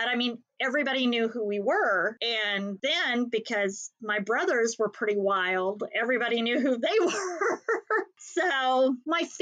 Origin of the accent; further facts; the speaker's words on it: Haysville, Kansas, United States; In the 70s and 80s, that's when we grew up in Hayesville, Kansas.